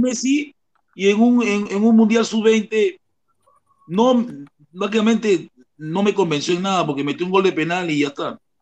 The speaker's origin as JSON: {"language": "Spanish", "country": "Peru", "tie": "born or raised there", "said": "yo soy peruano porque nací acá, pero no lo soy realmente, soy ascendencia africana"}